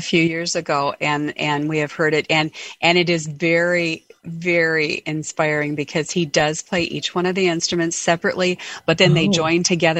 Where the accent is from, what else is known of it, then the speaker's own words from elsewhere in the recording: Western North Dakota, United States; where I grew up in Western North Dakota